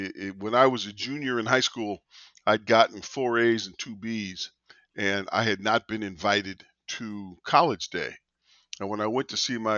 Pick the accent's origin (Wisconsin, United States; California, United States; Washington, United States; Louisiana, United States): California, United States; Vallejo; I was born in Vallejo, California.